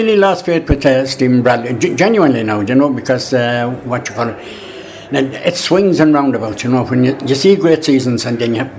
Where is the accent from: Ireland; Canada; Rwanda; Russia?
Ireland; Dublin, Leinster; Originally Dublin.